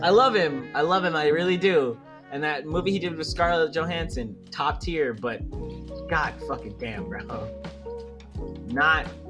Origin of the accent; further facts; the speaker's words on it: New York, United States; accent: New York; being from New York